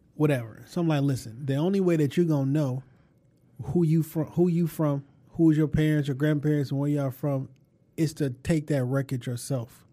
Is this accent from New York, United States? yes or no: no; Detroit, Michigan, United States; I'm from Detroit